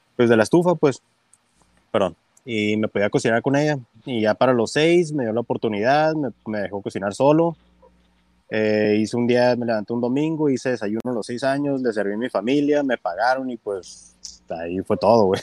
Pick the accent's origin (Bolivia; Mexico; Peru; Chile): Mexico; Tijuana, Baja California; also born or lived in United States; Soy nacido en Estados Unidos, pero me crié aquí en Tijuana